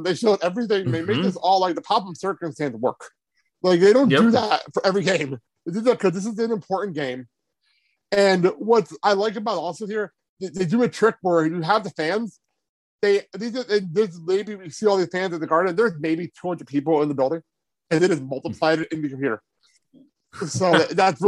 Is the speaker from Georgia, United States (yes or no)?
no; New Jersey, United States; moved away; I'm from Jersey